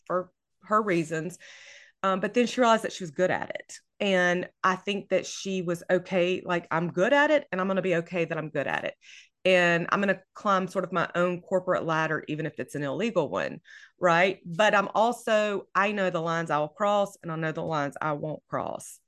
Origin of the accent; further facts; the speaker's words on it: Louisiana, United States; I am from Louisiana, I'm in Louisiana, and I love setting books here, um, and I'm in North Louisiana